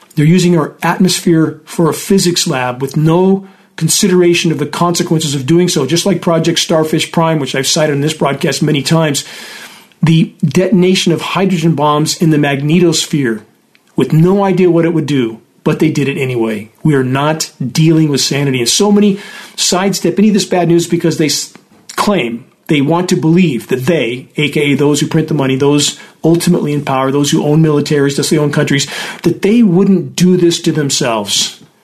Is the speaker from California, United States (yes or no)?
yes; Southern California, United States; when I grew up in Southern California